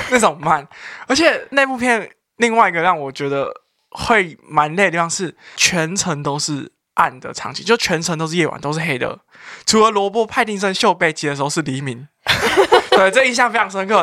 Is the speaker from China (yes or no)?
no; Taipei, Taiwan; 作为一个台北人